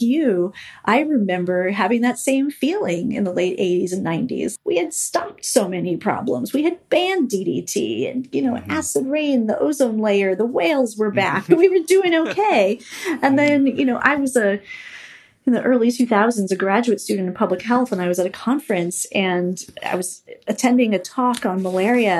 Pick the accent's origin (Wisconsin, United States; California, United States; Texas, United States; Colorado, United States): California, United States; my home state of California